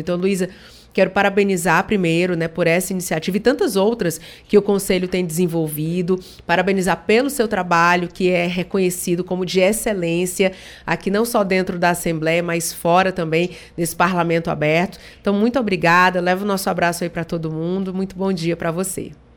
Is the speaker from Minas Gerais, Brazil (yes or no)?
yes; Barbacena, Minas Gerais, Brazil; quando eu era criança pequena lá em Barbacena